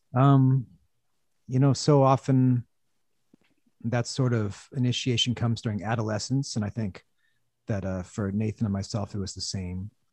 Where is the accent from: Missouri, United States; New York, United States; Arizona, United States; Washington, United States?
Washington, United States; Olympia; growing up in Olympia, which is an hour south of Seattle